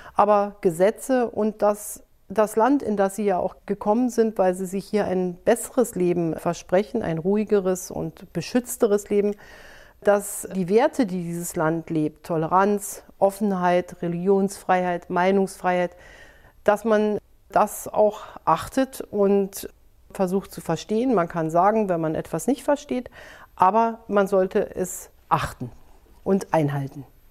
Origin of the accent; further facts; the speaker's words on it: Germany; wir als Deutsche